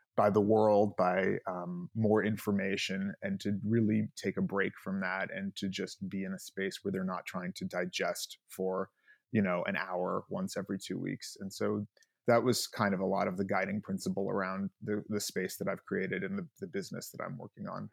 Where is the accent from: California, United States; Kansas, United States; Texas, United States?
California, United States; Los Angeles; I, uh, grew up here in L A.